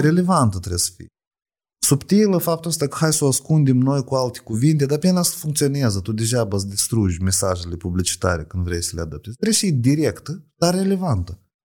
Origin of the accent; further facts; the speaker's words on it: Moldova; la noi, la oamenii care suntem așa din Chir. În Moldova mă refer